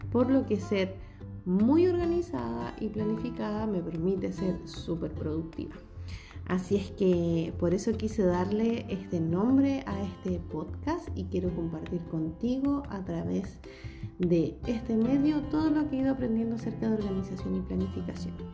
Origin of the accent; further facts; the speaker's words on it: Chile; soy chilena, tengo 35 años y soy de profesión profesora de educación básica.